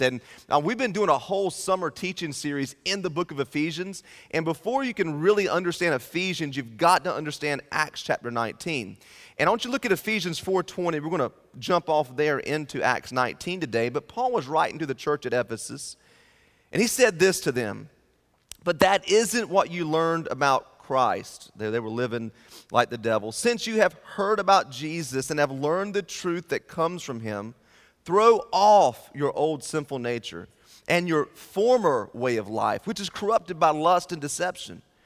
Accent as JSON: {"language": "English", "town": "Turkey", "region": "North Carolina", "country": "United States", "tie": "born or raised there", "moved": "as an adult", "lives_now": "Richmond, United States", "said": "I'm from Thrive Church in Richmond, Virginia, but I grew up in the great metropolis of Turkey, North Carolina"}